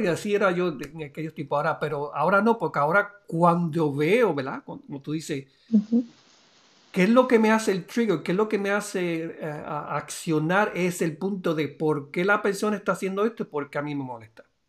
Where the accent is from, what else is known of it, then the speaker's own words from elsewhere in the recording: Puerto Rico; de allá de, de Puerto Rico, de mi pueblo